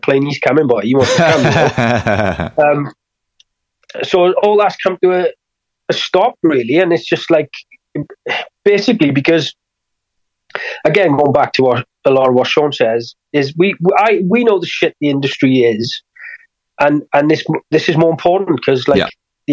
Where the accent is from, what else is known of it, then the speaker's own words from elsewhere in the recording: Wales, United Kingdom; I have to bring it across as a Welsh person